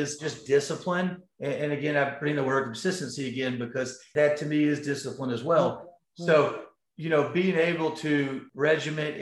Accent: Atlanta, Georgia, United States; I grew up here in Atlanta

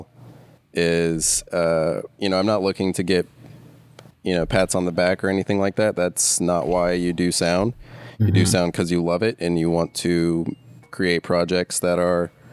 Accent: Charlotte, North Carolina, United States; I'm from Charlotte, North Carolina, which is where I met Trey and met Ken, sort of. Been here my whole life

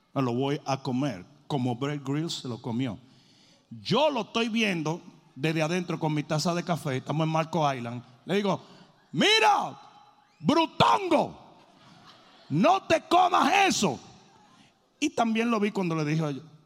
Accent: Dominican Republic; moved away; Yo como dominicano vine nadando de República Dominicana

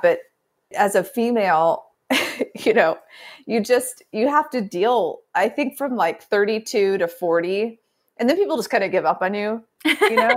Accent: Midwest, United States; also born or lived in the South; grew up in the Midwest

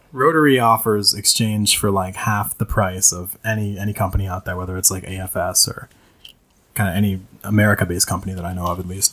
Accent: Minnesota, United States; I was raised primarily in Minnesota, the uh, state of 10,000 lakes

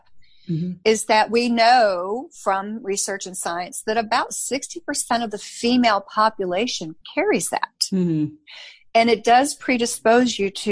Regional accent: Chicago, Illinois, United States; I grew up in Chicago. I'm Scottish heritage

